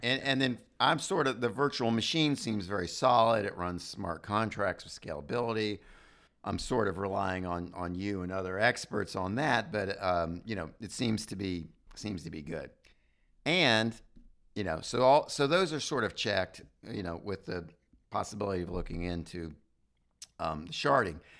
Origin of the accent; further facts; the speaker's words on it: United States; as an American